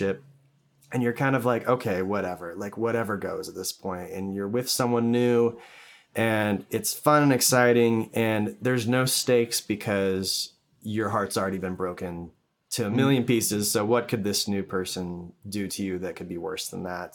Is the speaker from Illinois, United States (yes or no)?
yes; Chicago, Illinois, United States; now in Utah, United States; I grew up out in Chicago, so I went and saw them at the Allstate Arena there when I was in sixth grade.